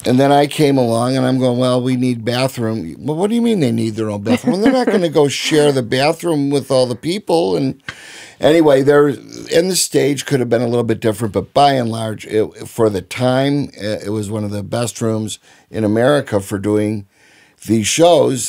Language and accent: English; Chicago, Illinois, United States; growing up in Chicago in the sixties